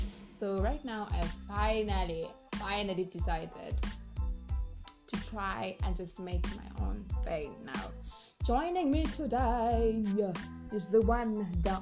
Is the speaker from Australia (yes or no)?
no; Zimbabwe; moved away as an adult; We come from Zimbabwe